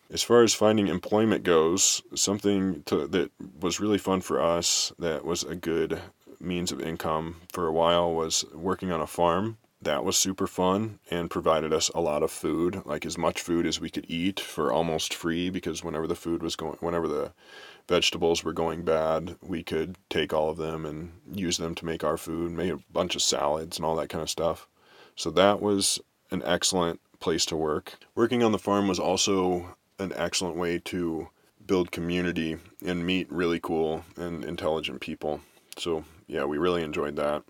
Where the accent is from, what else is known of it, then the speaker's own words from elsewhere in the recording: Kansas City, United States; growing up in Kansas City